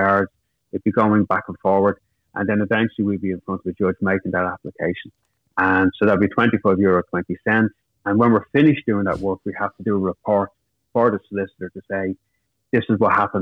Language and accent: English; Dublin, Leinster, Ireland; I grew up in Finglas, it's a working class area of Dublin.